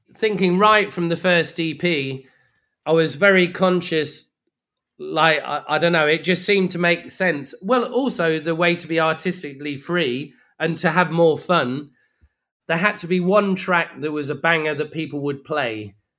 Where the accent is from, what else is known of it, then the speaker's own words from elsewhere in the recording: Leicester, East Midlands, United Kingdom; moved away; also born or lived in Brixton, London; as far as I was concerned, I'm from Leicester